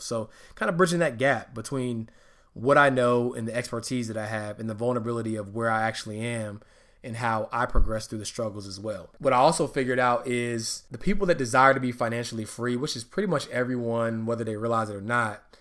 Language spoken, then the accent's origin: English; Charlotte, North Carolina, United States; also born or lived in Hartford, Connecticut / Atlanta, Georgia; I was raised in Charlotte, North Carolina, also known as the Queen City.